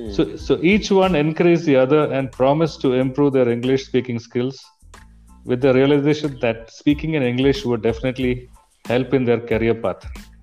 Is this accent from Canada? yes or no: no; Bangalore, Karnataka, India; although I was born in Bangalore and brought up in Bangalore, my grip over Kannada language was just functional.